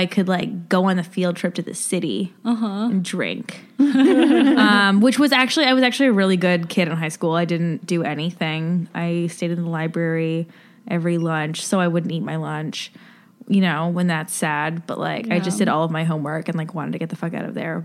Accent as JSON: {"language": "English", "region": "Ontario", "country": "Canada", "tie": "born or raised there", "said": "Grew up in Ontario and like an hour or 2 hours outside of Toronto"}